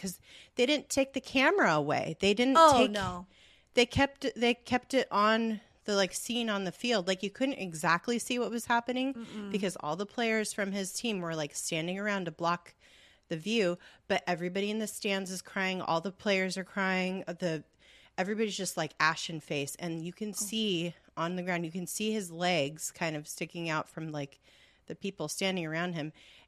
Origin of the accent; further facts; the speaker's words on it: California, United States; I've never been there before. Being born and raised in Southern California.